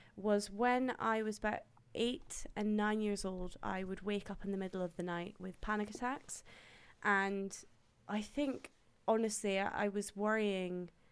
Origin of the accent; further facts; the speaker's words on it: Dundee, Scotland, United Kingdom; moved away as an adult; also born or lived in Houston, Texas / Birmingham; now in London, United Kingdom; I was born in Houston, Texas, and then I moved over to Dundee in Scotland, where I grew up